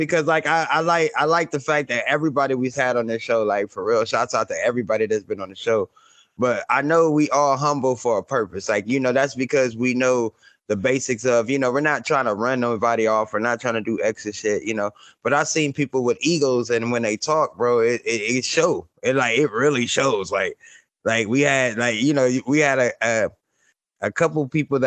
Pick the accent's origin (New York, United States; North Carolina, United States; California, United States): California, United States; Compton; moved away; also born or lived in Mississippi; I grew up in Compton